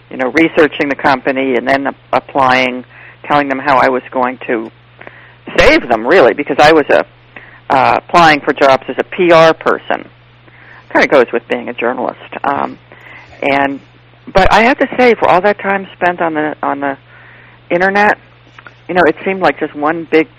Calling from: Charlottesville, Virginia, United States; I am in Charlottesville, Virginia.

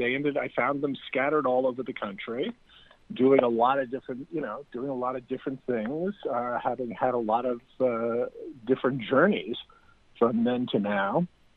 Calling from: Los Angeles, California, United States; Los Angeles. Sunny, sweltering Los Angeles.

